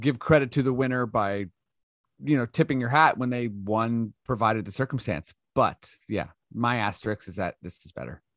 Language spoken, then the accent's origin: English; Canada; we're Canadian